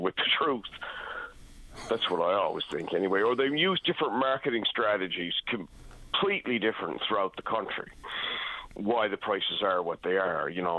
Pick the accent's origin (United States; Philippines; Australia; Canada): Canada; Newfoundland and Labrador; now in Saskatoon, Canada; I'm calling you from Saskatoon. I've lived here for a number of years. I'm an expat of Newfoundland